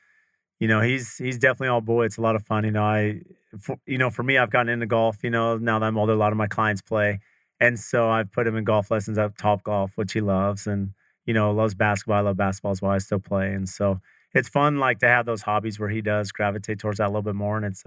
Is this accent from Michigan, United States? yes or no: no; San Diego, California, United States; I grew up in San Diego